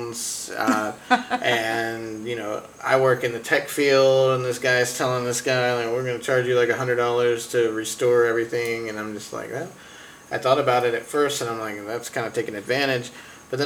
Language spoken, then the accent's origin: English; North Carolina, United States; I'm from North Carolina